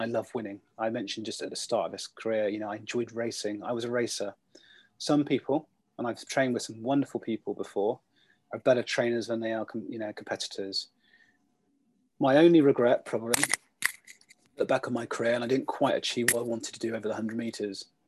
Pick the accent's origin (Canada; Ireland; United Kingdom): United Kingdom; Bath, South West England; I grew up in Bath